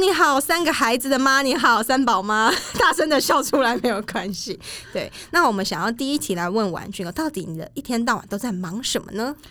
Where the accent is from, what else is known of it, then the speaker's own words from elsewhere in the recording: Changhua County, Taiwan; 我们老家在彰化，然后我们的一些东西，比如说做粿啊，然后做年糕，超贵什么，这都是自己家里面小时候就会做